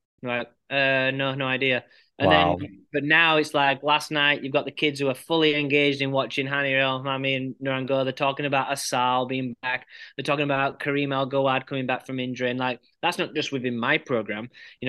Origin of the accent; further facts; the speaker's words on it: England, United Kingdom; And I'm very passionate, despite being an Englishman, I'm very, very passionate about USA squash and Team USA.